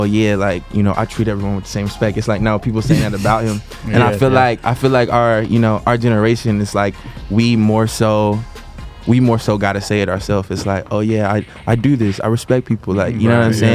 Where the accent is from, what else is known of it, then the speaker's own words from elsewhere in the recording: Bristol, United States; now in Nashville, United States; I'm from Bristol, so you know, in the small town Bristol, like you can feel like a celebrity because it's so small. It's like, you know, I go home back in Bristol